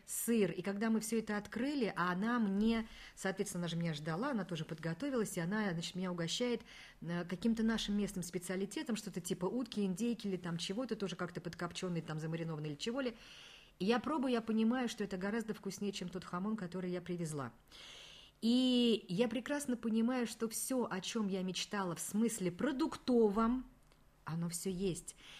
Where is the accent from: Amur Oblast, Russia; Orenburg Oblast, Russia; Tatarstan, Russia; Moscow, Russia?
Tatarstan, Russia; Kazan; Мы говорим, из Казани